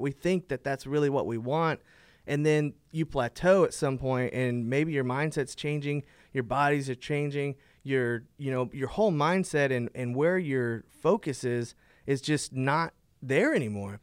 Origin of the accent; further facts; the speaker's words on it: Fort Worth, Texas, United States; I am from Fort Worth, Texas, born and raised native here